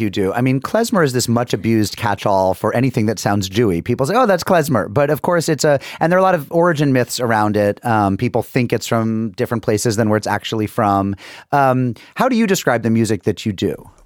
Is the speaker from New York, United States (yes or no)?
no; Springfield, Massachusetts, United States; I'm from Springfield